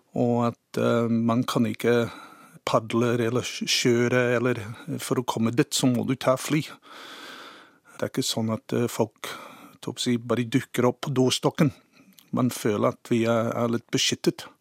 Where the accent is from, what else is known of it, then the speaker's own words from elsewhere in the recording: Cambridge, Waikato, New Zealand; Norwegian is a second language; moved away as an adult; also born or lived in Sandefjord, Norway; now in Norway; jeg er født og vokst opp i New Zealand